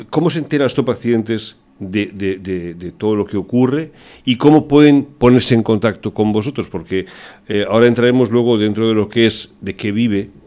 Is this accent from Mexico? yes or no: no; Germany; born there; Lo digo porque yo nací